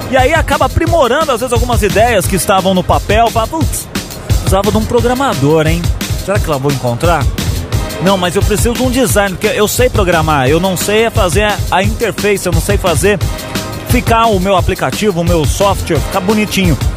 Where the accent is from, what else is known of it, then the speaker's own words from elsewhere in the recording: São Paulo, Brazil; Eu sou aqui de São Paulo, capital mesmo.